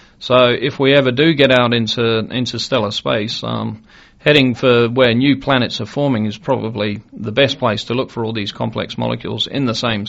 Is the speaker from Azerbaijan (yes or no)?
no; Australia; I'm Australian